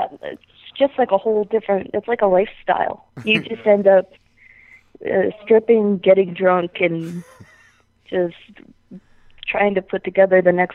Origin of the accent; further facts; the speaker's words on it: Nashua, New Hampshire, United States; also born or lived in Virginia; I was living in Virginia at the time, but I'm from Nashua, New Hampshire.